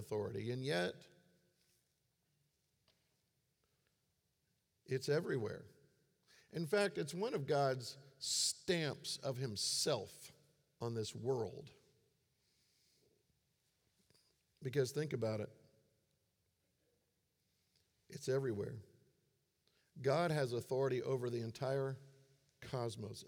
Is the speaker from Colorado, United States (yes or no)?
no; Florida, United States; I grew up in Florida